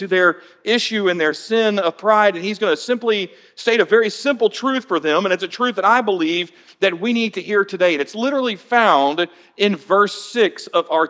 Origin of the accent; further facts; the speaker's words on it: Atlanta, Georgia, United States; now in Florida, United States; my childhood growing up in Atlanta